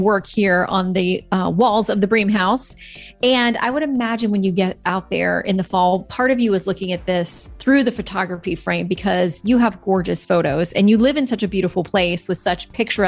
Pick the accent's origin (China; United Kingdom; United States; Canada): United States; Florida; moved away; I'm from Florida